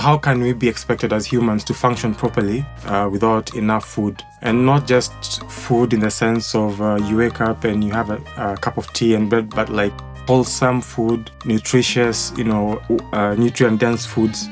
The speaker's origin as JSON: {"language": "English", "town": "Limuru", "region": "Kiambu County", "country": "Kenya", "tie": "born or raised there", "said": "was born and raised in Limuru"}